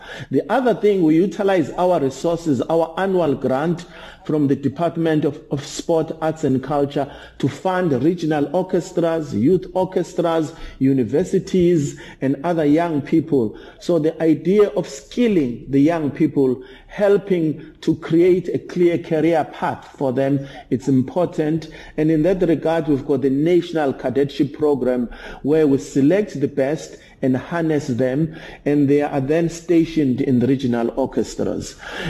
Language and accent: English; Durban, KwaZulu-Natal, South Africa; I'm from Durban.